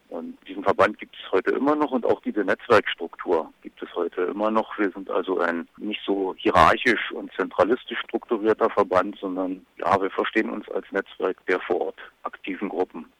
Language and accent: German; Lusatia, Germany; bei uns in der Lausitz